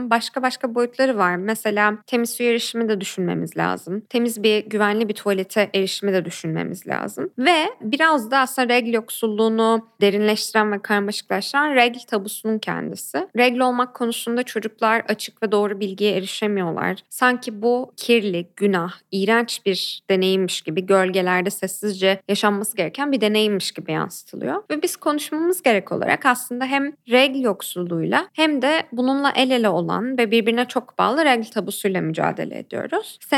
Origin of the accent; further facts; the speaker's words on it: Ankara, Turkey; now in Istanbul, Turkey; Ankara'da doğup büyüdüm ve hala İstanbul'a tam ayak uyduramamış bir Ankaralıyım ama birkaç yıldır burada yaşıyorum.